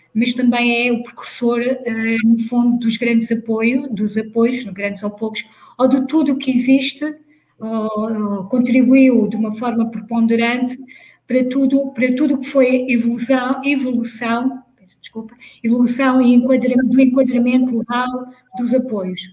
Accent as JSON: {"language": "Portuguese", "area": "Leiria", "region": "Centro", "country": "Portugal", "tie": "born or raised there", "moved": "as an adult", "said": "sou de Leiria, como, como já foi dito, sou de uma pequena aldeia lá no meio dos montes."}